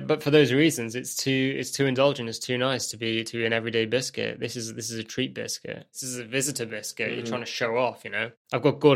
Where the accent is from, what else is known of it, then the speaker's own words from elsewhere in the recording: United Kingdom; as a Brit